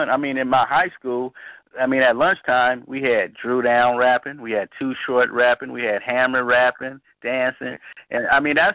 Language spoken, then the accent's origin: English; Oakland, California, United States; me growing up in Oakland, being a young Panther